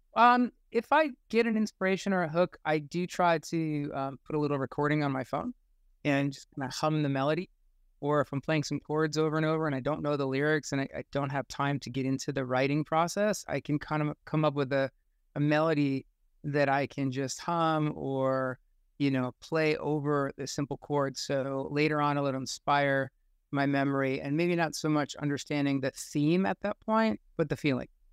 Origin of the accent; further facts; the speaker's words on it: United States; growing up in the United States at this time